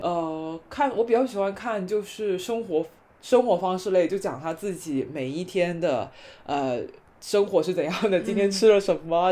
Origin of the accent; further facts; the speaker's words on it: Guangdong, China; 我们广东这边的风俗